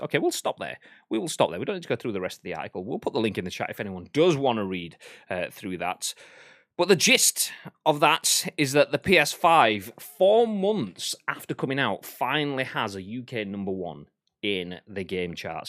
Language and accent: English; Yorkshire and the Humber, United Kingdom; I'm a Yorkshireman, uh, and a Northerman, which is the same sort of thing